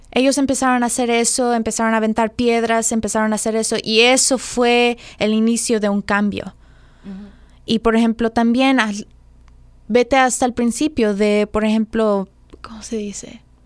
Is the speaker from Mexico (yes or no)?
yes; Mexico; nosotros siendo mexicanos